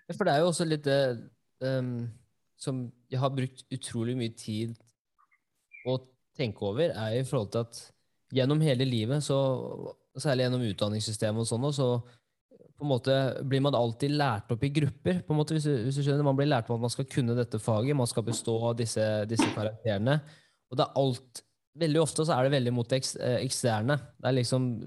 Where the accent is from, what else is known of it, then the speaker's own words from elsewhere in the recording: Norway; jeg er jo norsk